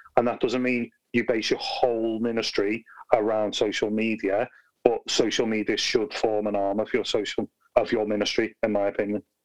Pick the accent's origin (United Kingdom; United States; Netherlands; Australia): United Kingdom; Liverpool, North West England; now in Birmingham, United Kingdom; I'm originally from Liverpool, not from Birmingham